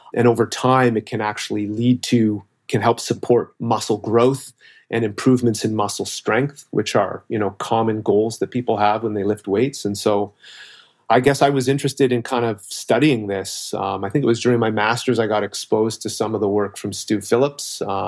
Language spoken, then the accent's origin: English; Toronto, Ontario, Canada; Okay, so I'm originally from Toronto, Ontario, so Canadian, as you said.